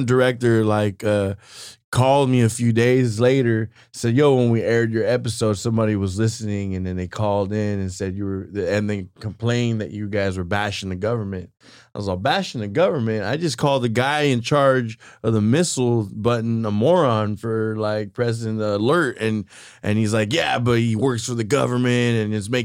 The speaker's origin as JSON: {"language": "English", "town": "Watsonville", "region": "California", "country": "United States", "moved": "yes", "lives_now": "Salinas, United States", "said": "I'm from Watsonville originally, but I moved to Salinas for the opportunities"}